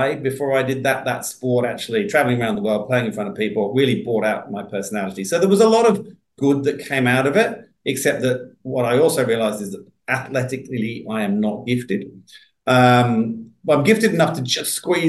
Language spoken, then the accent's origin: English; Surrey, South East England, United Kingdom; moved away as an adult; also born or lived in London; now in Australia; I grew up in Surrey. which is just outside London